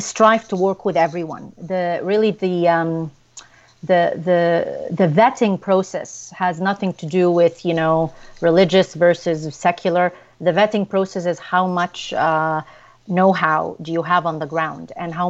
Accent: Ottawa, Ontario, Canada; my hometown of Ottawa

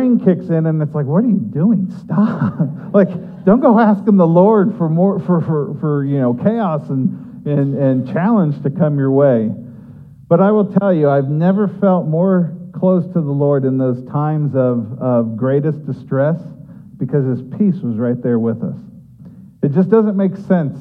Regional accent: Ohio, United States; both my wife and I were born and raised in Ohio

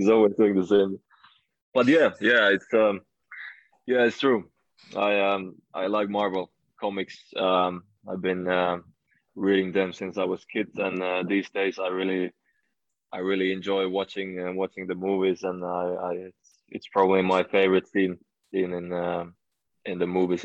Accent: Finland; moved away

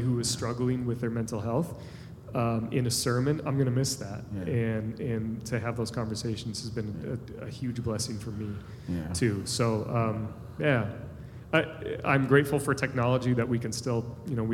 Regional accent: United States; as American Christians

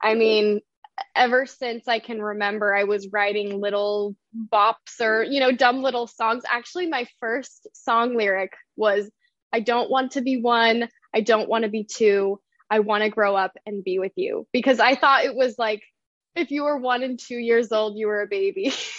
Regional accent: Denver, Colorado, United States; So I grew up moving around the Rocky Mountain area, mainly around Denver, Colorado. So I claim that as home. I've been in some other places, but it was really formative for me, you know, moving around every few years, going to different schools.

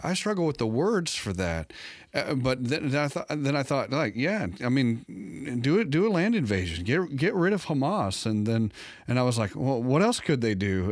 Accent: United States; I was safe as an American

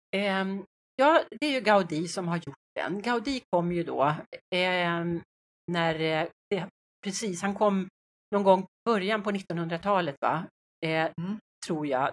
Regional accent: Sweden; vi svenskar

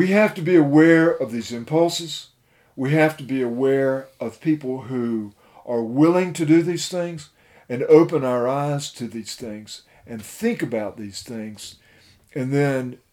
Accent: United States; me as an American

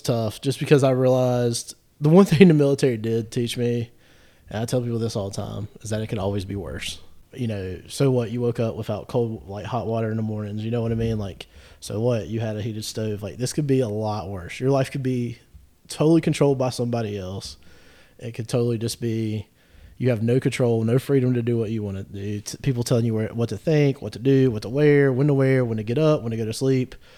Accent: Gastonia, North Carolina, United States; I grew up in Gastonia

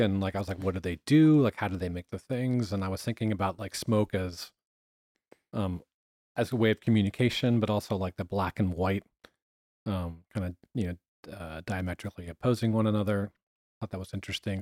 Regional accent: Boulder, Colorado, United States; also born or lived in California; I was born in California. Technically, I'm a fourth generation Angelino, but I grew up in uh, Boulder, Colorado

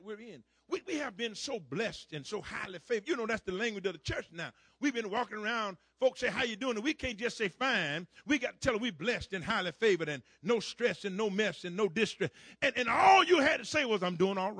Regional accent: Florida, United States; down in my home state of Florida

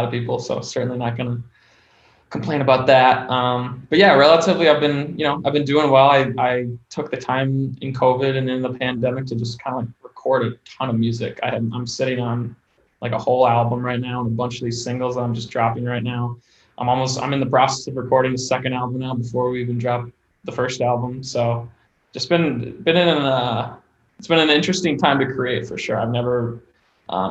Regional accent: Milwaukee, Wisconsin, United States; now in Chicago, United States; I grew up in Milwaukee area before I moved to Chicago

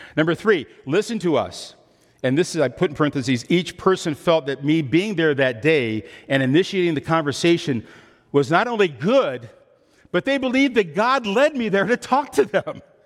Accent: Midwest, United States; I'm from the Midwest.

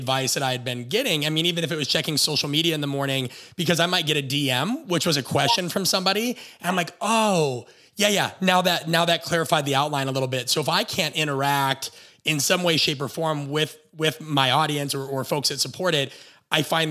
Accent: Nebraska, United States; moved away; also born or lived in Phoenix / Los Angeles; My wife and I are from Nebraska

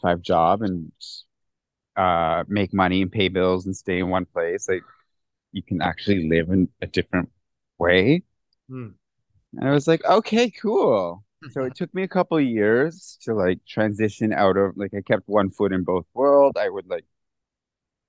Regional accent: Canada; moved away as an adult; now in India; coming as a Canadian

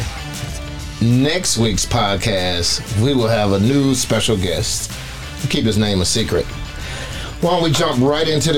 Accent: Wisconsin, United States; moved away; I'm from Wisconsin, born and raised, and so I am a Packer fan.

